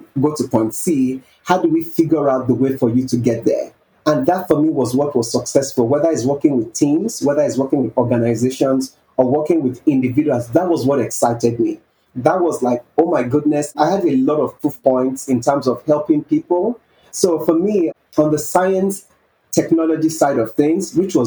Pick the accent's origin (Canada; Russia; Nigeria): Nigeria; growing up in Nigeria, a developing country